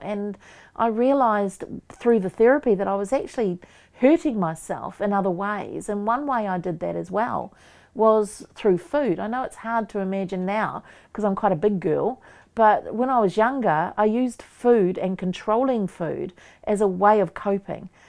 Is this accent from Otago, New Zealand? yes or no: no; Waikato, New Zealand; I'm from Waikato, so I'm around Pukiriwa, Werarua Marae.